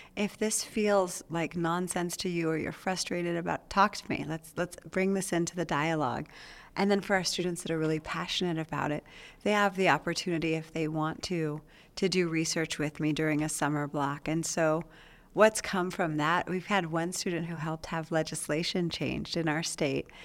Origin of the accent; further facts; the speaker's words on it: Las Vegas, Nevada, United States; also born or lived in Reno; I was born here in Las Vegas at Sunrise Hospital. So, um, I grew up over on the east side of Las Vegas.